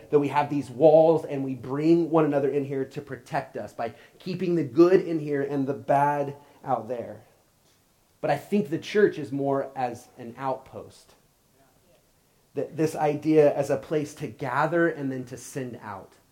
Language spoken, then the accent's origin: English; Oklahoma, United States; moved away as an adult; I grew up in Oklahoma, and I'm a big Oklahoma fan. Um, I, I, still have my Oklahoma stuff but my address has never been there since I left when I was 18.